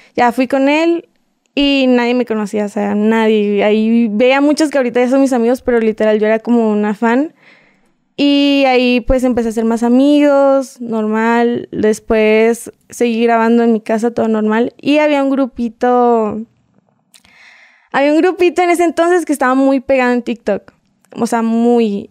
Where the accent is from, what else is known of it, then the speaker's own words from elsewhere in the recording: Puebla, Mexico; accent: mixed Mexican and Colombian; also born or lived in Bogotá, Colombia; Soy mexicana. De hecho, yo nací en Puebla en un pueblito